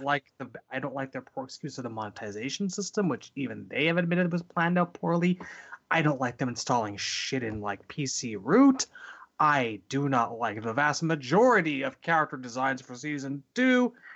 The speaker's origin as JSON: {"language": "English", "country": "Canada", "said": "as a Canadian"}